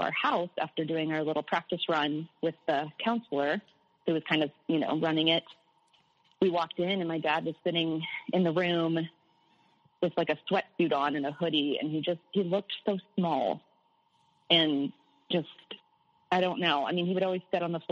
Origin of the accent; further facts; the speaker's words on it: Midwest, United States; I was born in the Midwest in the U.S. and surrounded by corn